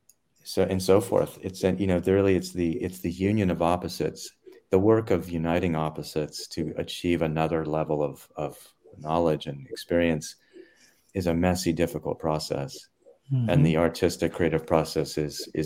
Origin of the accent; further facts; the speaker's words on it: North Carolina, United States; moved away; I was growing up in North Carolina